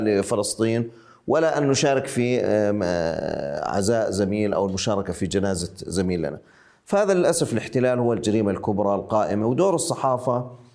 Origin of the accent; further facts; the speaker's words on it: Ma'an, Ma'an Governorate, Jordan; now in Amman, Jordan; أنا الآن أتحدث من عمان آه، وأنا من معان